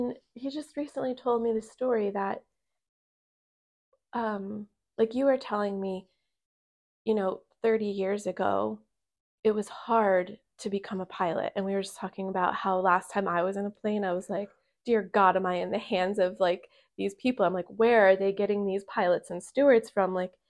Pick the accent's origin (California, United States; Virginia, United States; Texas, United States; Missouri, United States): Virginia, United States; born there; and then my mom and dad came over here from my birth, and I was born in Virginia.